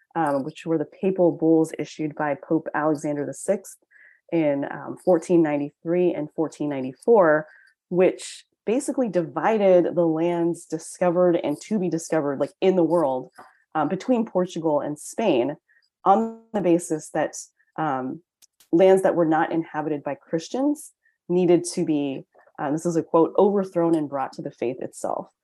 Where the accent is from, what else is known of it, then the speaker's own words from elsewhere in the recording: United States; I'm Chinese American